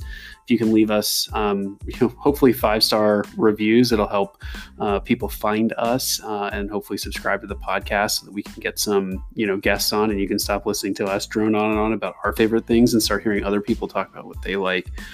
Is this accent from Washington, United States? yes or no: no; Kentucky, United States; moved away; also born or lived in California / Oregon; I'm from Kentucky originally, and I spent some time in California and Oregon, and we met up in law school back east.